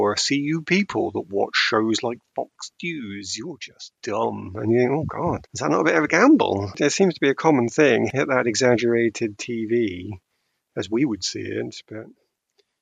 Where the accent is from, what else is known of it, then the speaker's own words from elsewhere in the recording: United Kingdom; As a British person